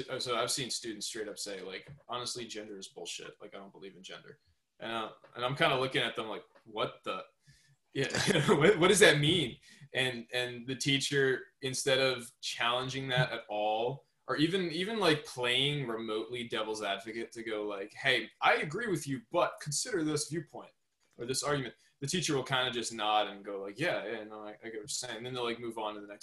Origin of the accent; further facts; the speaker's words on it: Southern New York, United States; So I'm from Southern New York. I live a little bit around the New York City area